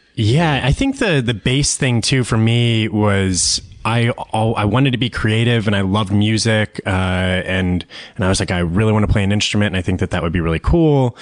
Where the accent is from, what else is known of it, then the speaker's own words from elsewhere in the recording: Austin, Texas, United States; I grew up in Austin, Texas